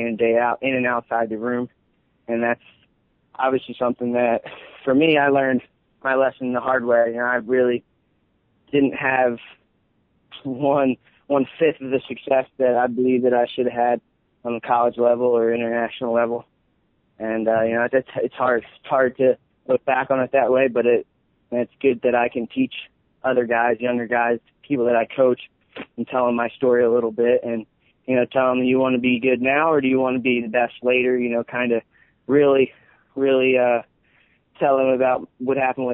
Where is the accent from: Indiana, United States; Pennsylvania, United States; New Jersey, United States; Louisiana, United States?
Pennsylvania, United States; Philadelphia; I live right outside of Philly. My parents grew up in Philly